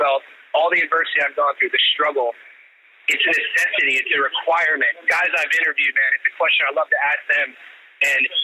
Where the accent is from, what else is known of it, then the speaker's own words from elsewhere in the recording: Youngstown, Ohio, United States; moved away as an adult; also born or lived in Pittsburgh / South Carolina / Las Vegas / Long Beach; I call my buddy Andre. I grew up with in Youngstown.